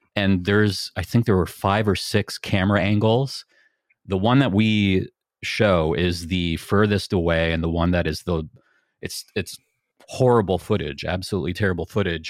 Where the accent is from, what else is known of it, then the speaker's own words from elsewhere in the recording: Niagara, Ontario, Canada; I grew up in Niagara and we're right next to the Welland Canal